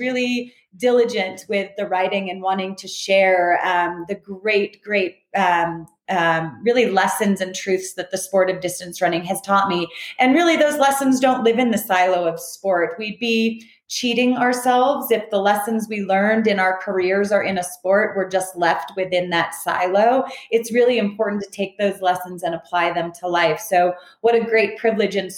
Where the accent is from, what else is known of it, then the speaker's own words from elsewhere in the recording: Southern California, United States; I grew up in Southern California